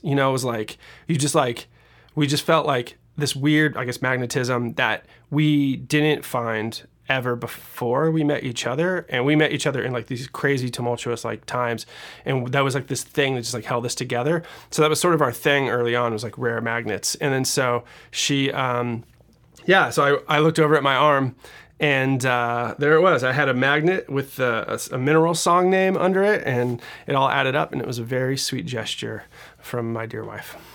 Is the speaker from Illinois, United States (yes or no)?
no; Seattle, Washington, United States; moved away; I'm originally from Seattle, Washington.